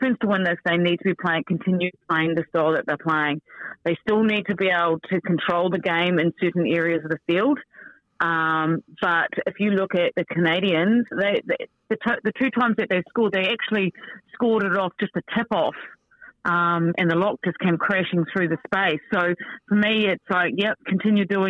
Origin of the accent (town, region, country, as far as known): New Zealand